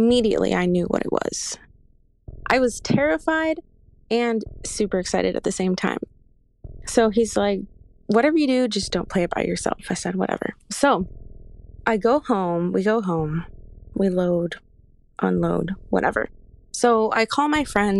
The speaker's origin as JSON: {"language": "English", "town": "Chicago", "region": "Illinois", "country": "United States", "said": "Okay, so I am from Chicago."}